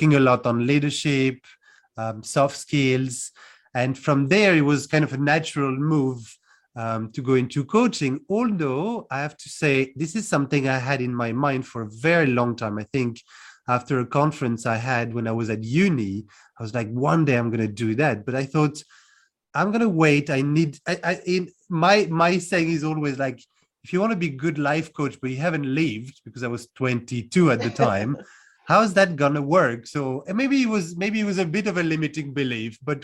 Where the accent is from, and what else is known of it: France; born or raised there; moved away as an adult; also born or lived in London, United Kingdom; now in Cluj-Napoca, Romania